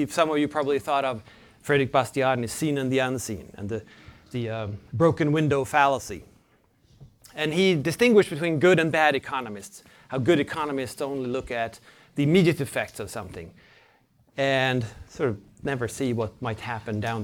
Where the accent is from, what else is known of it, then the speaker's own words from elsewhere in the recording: Sweden; I'm from Sweden, a cold country.